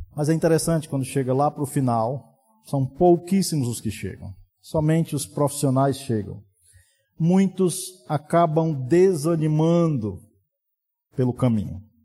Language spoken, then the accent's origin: Portuguese; Brazil; sermos brasileiros